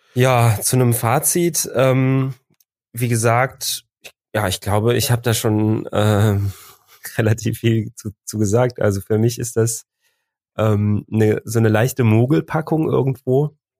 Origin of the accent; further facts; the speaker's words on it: Cologne, North Rhine-Westphalia, Germany; wir kommen aus Köln